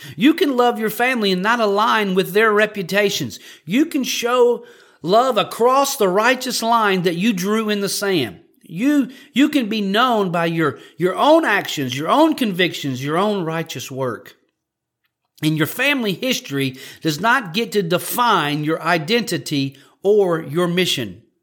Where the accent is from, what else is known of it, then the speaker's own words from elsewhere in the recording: Louisiana, United States; I'm from Louisiana